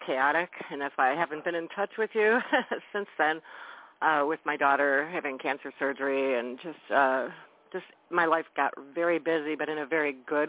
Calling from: Wisconsin, United States; I'm calling from Wisconsin.

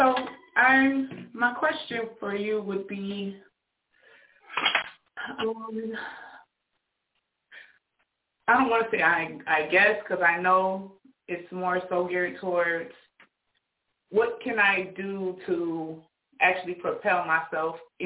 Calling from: Rochester, New York, United States; I'm calling from Rochester, New York

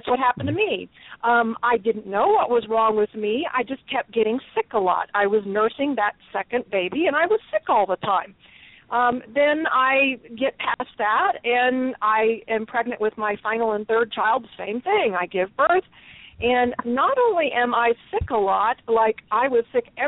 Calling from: Texas, United States; I am in two places, but right now I'm in Texas.

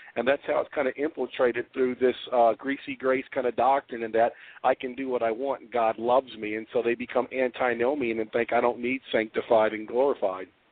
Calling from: Memphis, Tennessee, United States; I'm calling from Memphis

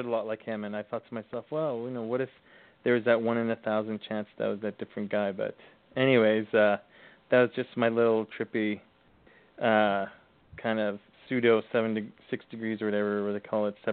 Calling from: Thunder Bay, Ontario, Canada; Uh, I'm calling from uh, calling from Ontario, Canada.

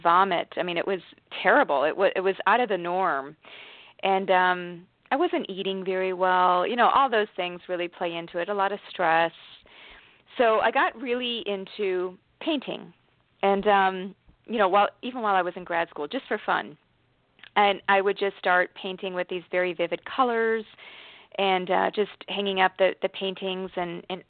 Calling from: Washington, United States; From Washington State.

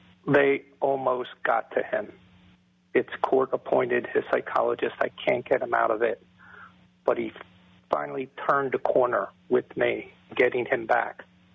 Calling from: Philadelphia, Pennsylvania, United States

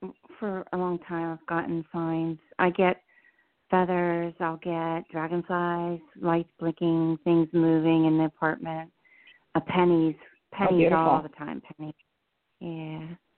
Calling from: New Jersey, United States; Hi, this is … in New Jersey.

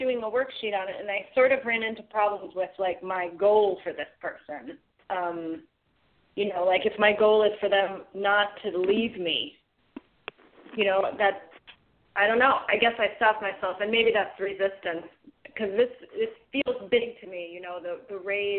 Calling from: Wilmington, North Carolina, United States; I'm calling from Wilmington, North Carolina.

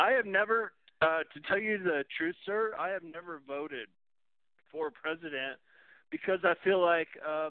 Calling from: Farwell, Texas, United States; I'm calling from Farwell, Texas, near New Mexico.

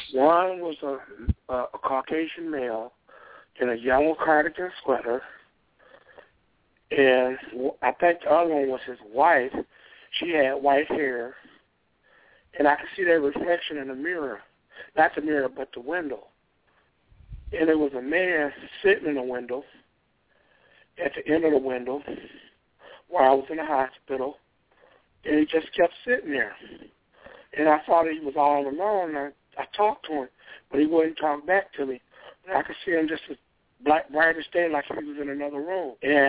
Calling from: North Shore, Michigan, United States; I'm …. I'm calling from North Shore, Michigan.

